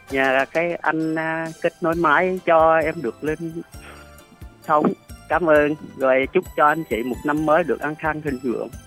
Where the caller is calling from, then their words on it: Trà Vinh, Vietnam; ở Trê Vinh nè chị.